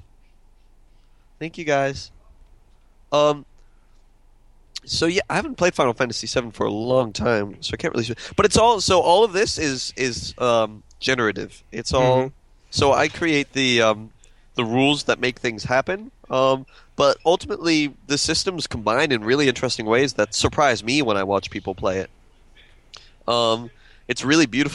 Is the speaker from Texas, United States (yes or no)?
yes; Austin, Texas, United States; I'm from Austin